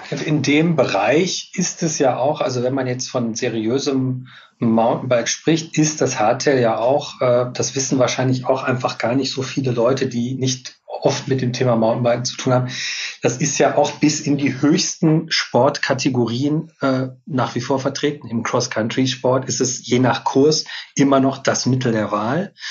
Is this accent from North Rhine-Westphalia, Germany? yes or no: yes; North Rhine-Westphalia, Germany; Ich, hab, ich bin ein Kind des Ruhrgebiets. Ich musste immer, wenn ich in die Natur wollte, durch viel Stadtgebiet, um dann relativ schnell auch in der Natur zu sein.